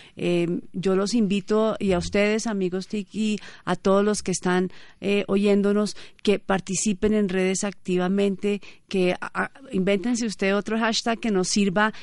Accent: Colombia; nosotros como colombianos

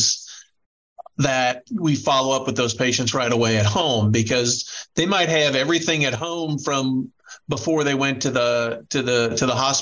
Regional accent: Iowa, United States; I come from Iowa. And so, you know, that's pretty rural too.

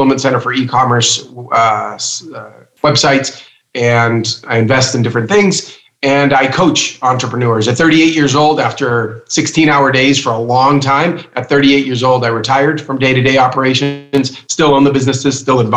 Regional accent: United States; born or raised there; also born or lived in Cuba

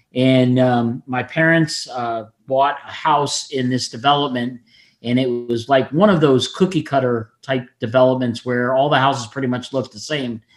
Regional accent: Fort Lauderdale, Florida, United States; I'm one of very few people that's born and raised in Florida, and I'm still here

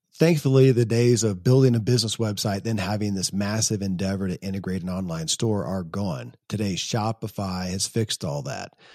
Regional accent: Kentucky, United States; born or raised there

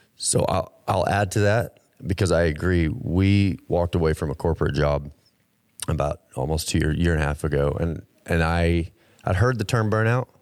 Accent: Texas, United States; I grew up in Texas

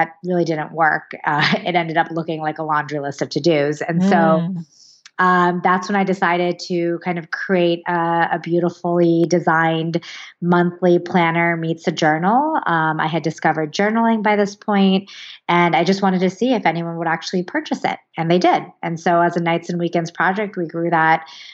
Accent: Santa Barbara, California, United States; also born or lived in Los Angeles, California / New York / San Francisco, California; I was born and raised in Santa Barbara, California

